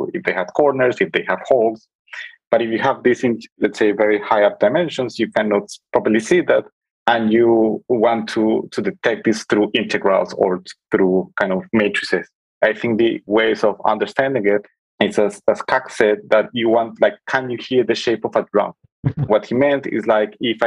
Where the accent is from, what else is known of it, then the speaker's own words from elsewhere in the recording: Colombia; moved away as an adult; now in Berlin, Germany; I'm originally from Colombia. I came to Berlin around 10 years ago to pursue my studies in mathematics.